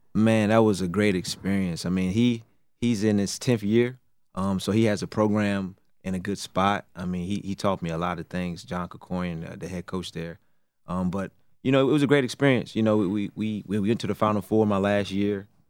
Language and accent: English; Raleigh, North Carolina, United States; I'm from Raleigh, North Carolina